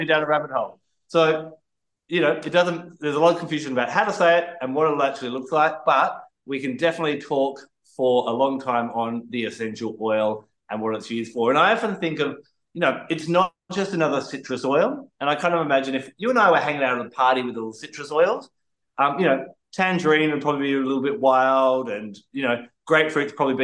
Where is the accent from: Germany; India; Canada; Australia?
Australia; I'm Australian